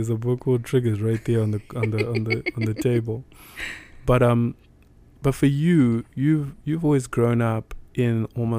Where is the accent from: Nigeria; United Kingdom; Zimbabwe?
Zimbabwe; moved away as an adult; now in United States; as a black man living in the United States, right? Cause I'm from Africa